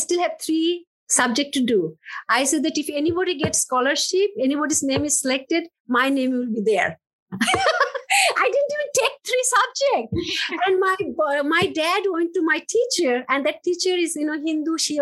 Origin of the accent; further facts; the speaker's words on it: Bangladesh; moved away; I grew up in Bangladesh.